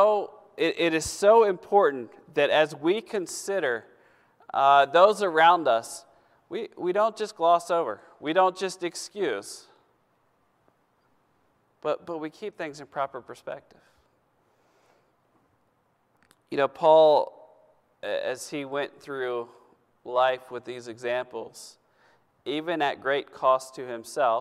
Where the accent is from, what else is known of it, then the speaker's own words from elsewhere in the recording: United States; I'm an American. Born in America.